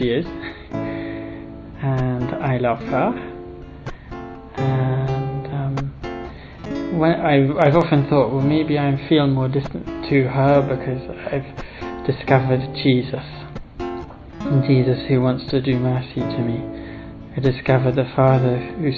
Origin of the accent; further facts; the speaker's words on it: England, United Kingdom; I'm from England.